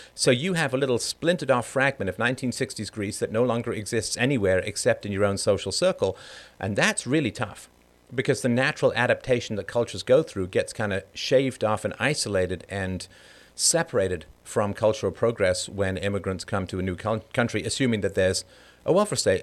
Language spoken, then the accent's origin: English; London, United Kingdom; also born or lived in Ireland; I was born in Ireland, but I grew up in a council estate in London.